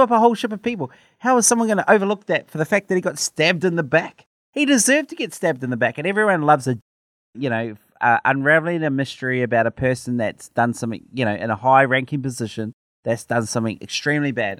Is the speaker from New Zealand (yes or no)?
yes; New Zealand; my New Zealand passport